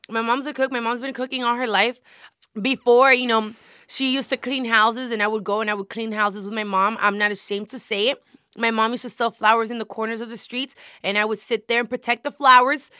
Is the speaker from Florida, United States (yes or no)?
yes; Hialeah, Florida, United States; I was born and raised in Miami.